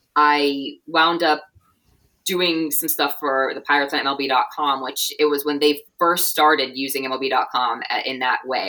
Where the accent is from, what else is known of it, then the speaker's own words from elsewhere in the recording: Pittsburgh, Pennsylvania, United States; moved away as an adult; also born or lived in Cincinnati; it's my hometown